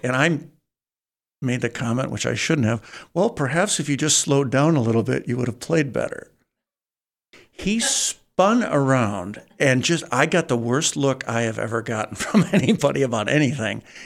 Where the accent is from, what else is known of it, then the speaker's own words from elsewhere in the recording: Saginaw, Michigan, United States; I was from Saginaw